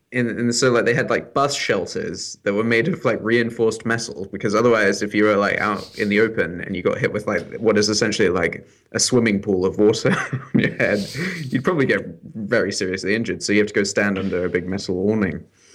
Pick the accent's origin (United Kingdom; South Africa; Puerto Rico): United Kingdom; And we're both British